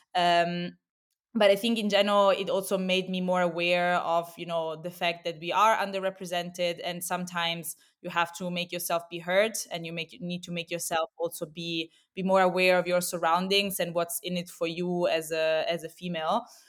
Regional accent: Rome, Lazio, Italy; moved away as an adult; also born or lived in Milan / Barcelona; now in Berlin, Germany; I'm, uh, originally Italian. I'm actually from Rome.

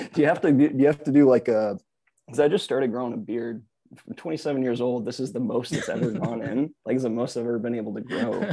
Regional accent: Michigan, United States; now in Austin, United States; I'm from Michigan. I'm used to being in the, the ice

